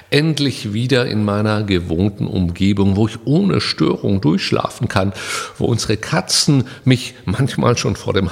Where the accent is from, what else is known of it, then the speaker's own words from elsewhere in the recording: Karlsruhe, Baden-Württemberg, Germany; now in Saarland, Germany; Ich bin in Karlsruhe geboren und habe mich da wohlgefühlt. Das war mein Zuhause.